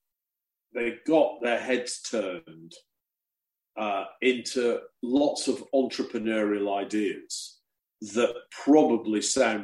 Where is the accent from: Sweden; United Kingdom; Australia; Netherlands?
United Kingdom; England; being the English guy